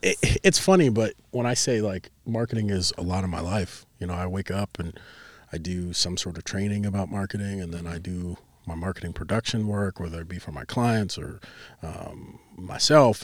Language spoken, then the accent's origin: English; Chicago, Illinois, United States; also born or lived in Plainfield, Illinois; now in Cedar Rapids, United States; we moved from the Chicagoland area out to the suburb of Chicago out in Plainfield